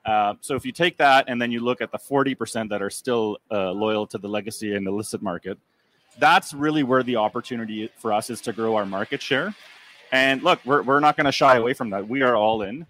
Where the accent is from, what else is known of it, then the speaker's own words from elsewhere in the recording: Canada; I'm a Canadian